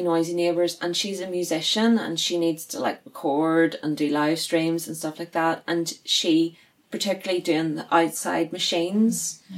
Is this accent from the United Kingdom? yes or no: yes; Northern Ireland, United Kingdom; we are Northern Irish girls with weird accents